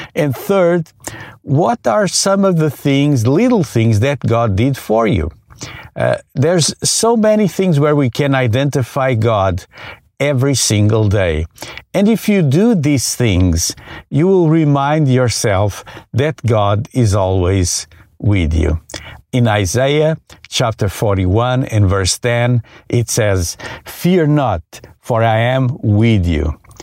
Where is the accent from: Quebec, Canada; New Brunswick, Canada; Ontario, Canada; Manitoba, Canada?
Quebec, Canada; hometown near the Richelieu River; here in my hometown